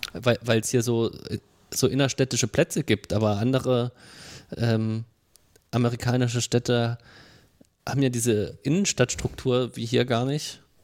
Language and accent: German; Marburg, Hesse, Germany; born or raised there